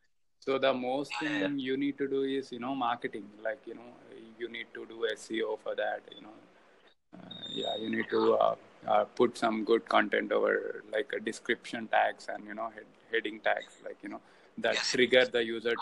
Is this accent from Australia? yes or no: no; Hyderabad, Telangana, India; I'm from Hyderabad.